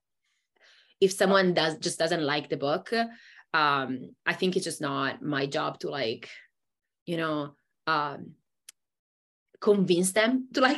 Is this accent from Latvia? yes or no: no; Italy; moved away as an adult; also born or lived in Germany; I grew up in Italy and I was in Italy for the first, you know, two decades of my life.